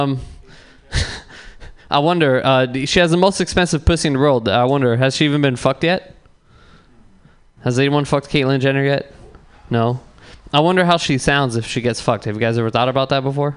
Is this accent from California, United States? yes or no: yes; San Bruno, California, United States; I'm from San Bruno.